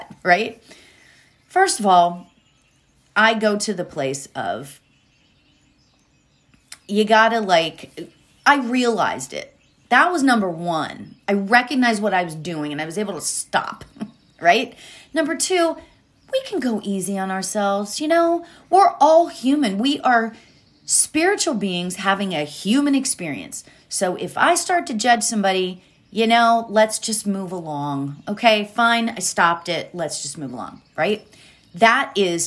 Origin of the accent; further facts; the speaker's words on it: State College, Pennsylvania, United States; State College, Pennsylvania, which is where Penn State is, which is where I grew up in Pennsylvania